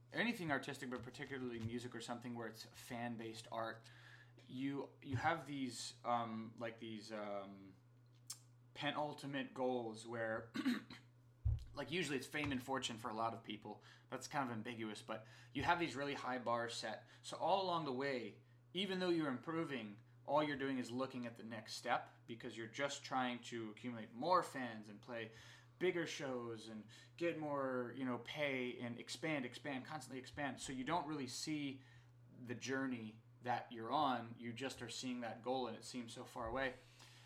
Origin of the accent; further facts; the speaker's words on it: Southern Maryland, United States; moved away as an adult; also born or lived in Lynn, Massachusetts; now in Los Angeles, United States; I moved from my hometown of Southern Maryland all the way across country